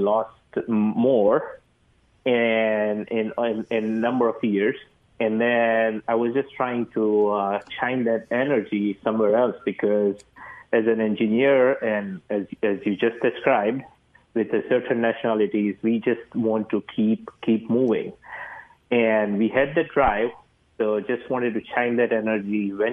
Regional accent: India; moved away as an adult; now in United States; I'm from India. I did my engineering MBA from here. After I came here, 2006, I came

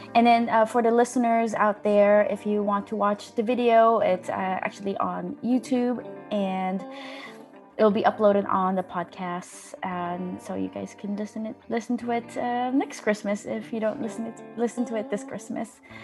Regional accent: Los Angeles, California, United States; moved away as an adult; now in Denmark; I'm from Los Angeles

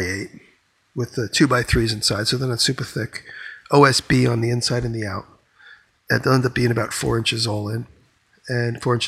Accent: New York, United States

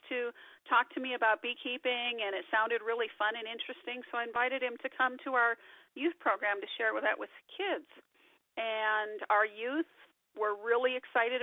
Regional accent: Milks Camp community, Gregory County, Rosebud, South Dakota, United States; I'm from the Milks Camp community and over here in Gregory County, part of the Rosebud.

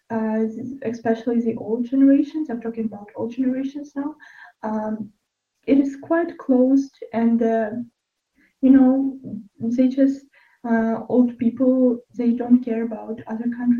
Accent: Ukraine; English is a second language

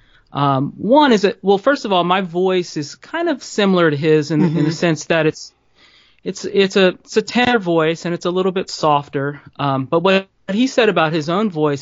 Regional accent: New Orleans, Louisiana, United States; I grew up in New Orleans

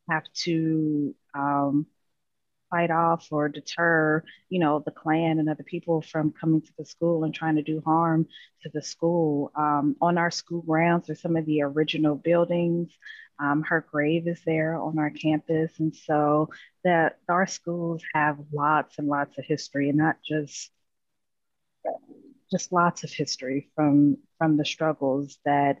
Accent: Cincinnati, Ohio, United States; now in Florida, United States; I am actually from Cincinnati, Ohio

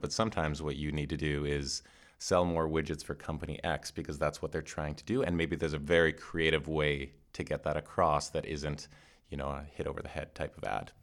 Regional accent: Canada; I'm Canadian.

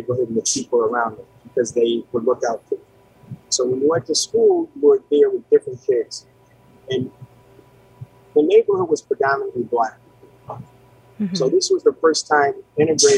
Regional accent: Pittsfield, Massachusetts, United States; moved away as an adult; also born or lived in New Brunswick, New Jersey / New Jersey / New York / Charlotte; I spent my earlier days growing up in Pittsfield on the West Side

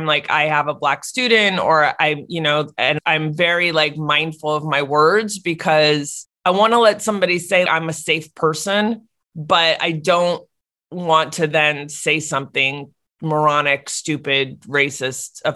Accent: Maplewood, New Jersey, United States; moved away; I was home for whatever reason in New Jersey, in Maplewood, my hometown

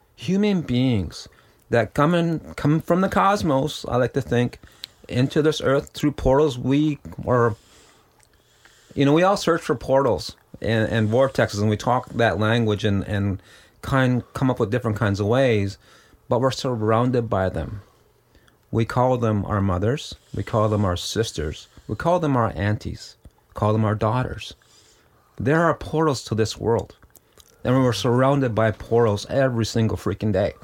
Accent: Six Nations of the Grand River Territory, Ontario, Canada; my home community under the colonization rule is Six Nations Underground River Territory

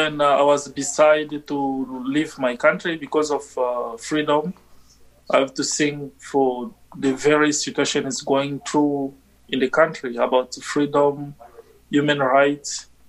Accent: DR Congo; English is a second language; moved away as an adult; now in Winnipeg, Canada; I'm originally from Republic Democratic of Congo.

